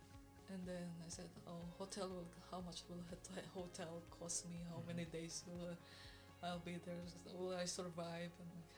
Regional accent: Philippines; moved away as an adult; also born or lived in Hong Kong; now in Canada; I'm from the Philippines

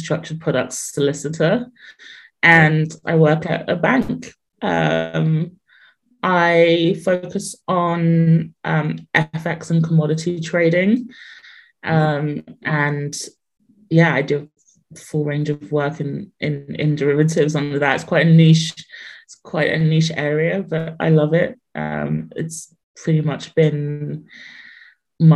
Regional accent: London, United Kingdom; also born or lived in Ghana; I grew up in London, South London, on an estate called Clapham Park Estate.

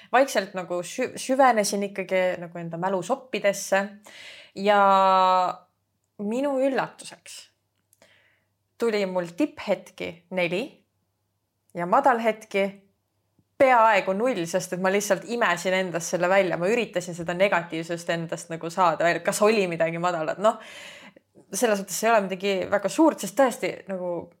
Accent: Estonia; now in Tallinn, Estonia; põline maakas, kes tuli Tallinnasse tegelikult ma olen eluaeg käinud Tallinnas koolis

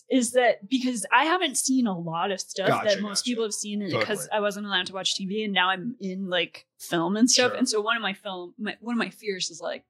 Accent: Rhode Island, United States; I grew up in Rhode Island.

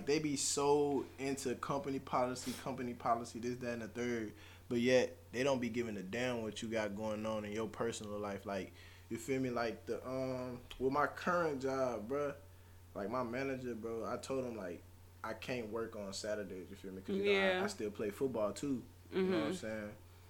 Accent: New Orleans, Louisiana, United States; I mean, me personally, I've been in Texas too long. Like, really, between Louisiana and Texas, you know, I came from New Orleans.

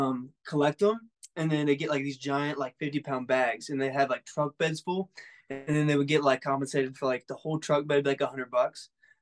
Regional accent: Missouri, United States; That's my hometown.

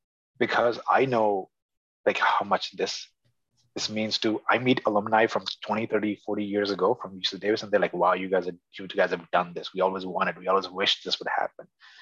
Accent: Punjab, India; And I know Hindi just pretty much as well as I know Punjabi, having been born and raised in Punjab.

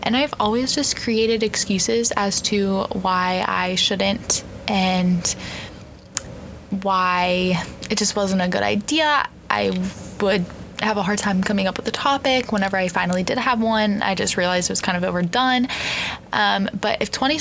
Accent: Pennsylvania, United States; moved away as an adult; now in High Point, United States; I'm originally from Pennsylvania

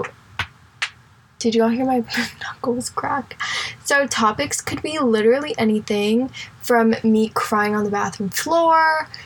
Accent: Indianapolis, Indiana, United States; now in Houston, United States; I actually am from Indianapolis, Indiana

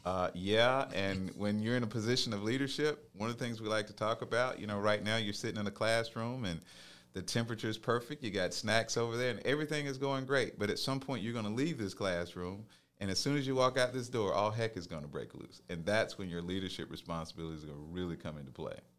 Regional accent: Phenix City, Alabama, United States; now in Columbus, United States; I grew up in Phoenix City

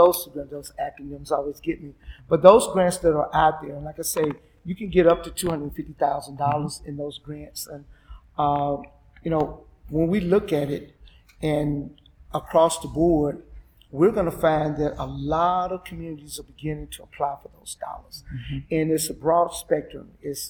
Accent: the Black Belt, Alabama, United States; where I'm from the Black Belt. We've been known for our soil. We've been known for our farming. You know, the place I live is called Catfish Capital, right?

